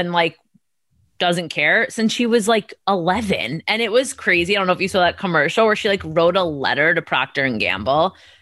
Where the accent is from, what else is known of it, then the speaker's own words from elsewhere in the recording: United States; as an American